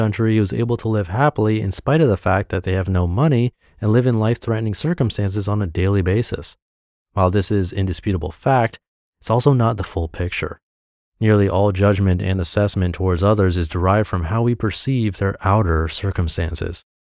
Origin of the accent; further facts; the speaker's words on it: New England, United States; Growing up in New England, it's in my nature to be hard-nosed about these things